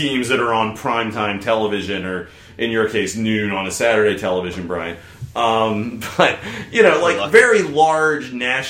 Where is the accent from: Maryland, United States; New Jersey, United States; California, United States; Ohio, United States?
Maryland, United States; I grew up in Maryland